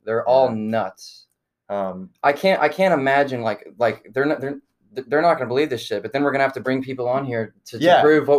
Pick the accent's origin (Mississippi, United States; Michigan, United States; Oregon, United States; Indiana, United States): Mississippi, United States; Bay St. Louis; I was actually born right outside of Bay St. Louis, where you live. Really, really small town. So I mean, I managed to stay close the whole time.